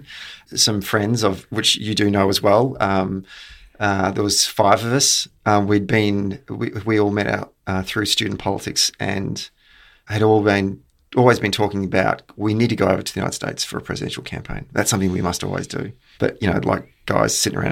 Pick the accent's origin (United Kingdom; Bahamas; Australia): Australia; we're from Australia